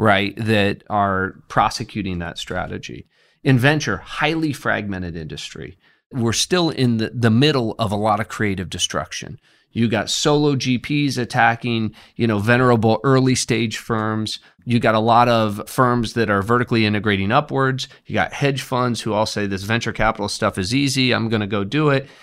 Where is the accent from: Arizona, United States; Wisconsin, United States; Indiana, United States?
Indiana, United States; I'm from Indiana